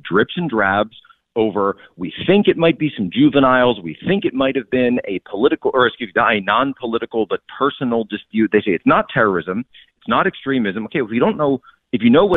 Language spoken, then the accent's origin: English; Philadelphia, Pennsylvania, United States; I'm from the Philly area.